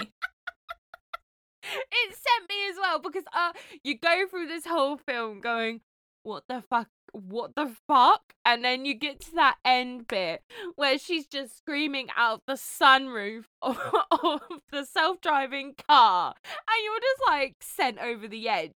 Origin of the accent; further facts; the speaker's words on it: United Kingdom; as a British person